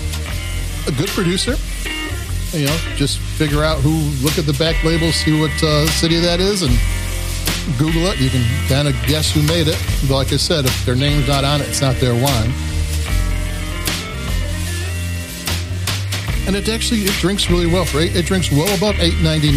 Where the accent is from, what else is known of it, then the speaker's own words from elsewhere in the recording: Chicago, Illinois, United States; I'm from Chicago